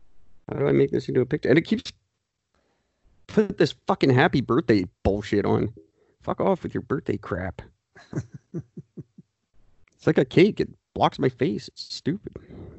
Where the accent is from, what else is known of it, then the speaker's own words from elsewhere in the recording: Canada; No, we just like being peacekeepers. We're Canadian.